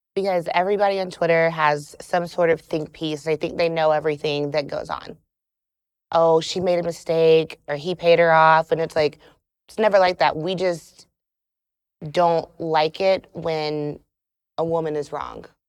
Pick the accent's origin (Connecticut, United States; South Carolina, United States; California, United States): South Carolina, United States; now in Atlanta, United States; I'm from South Carolina